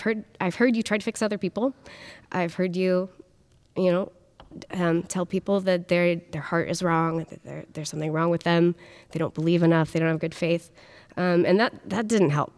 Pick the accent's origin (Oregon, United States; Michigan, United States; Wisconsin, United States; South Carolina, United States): Oregon, United States; Portland; I grew up in the Portland area in K N B